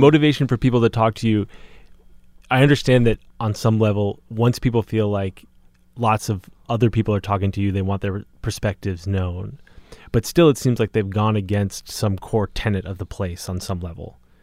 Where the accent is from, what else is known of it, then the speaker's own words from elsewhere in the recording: Boston, Massachusetts, United States; I grew up in Boston